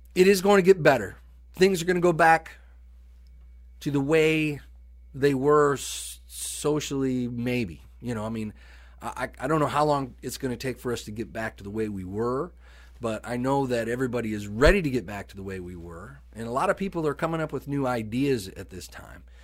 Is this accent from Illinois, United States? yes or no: yes; Sterling, Illinois, United States; moved away; Sterling, my hometown